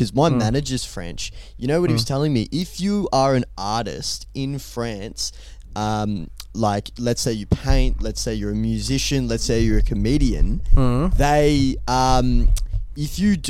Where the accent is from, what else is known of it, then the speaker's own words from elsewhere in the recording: Australia; And I'm from Australia.